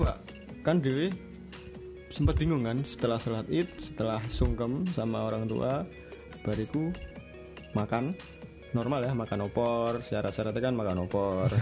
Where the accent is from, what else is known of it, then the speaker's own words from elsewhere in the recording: Ngaringan, Central Java, Indonesia; now in Semarang, Indonesia; di desaku di Grobogan ya, di Ngaringan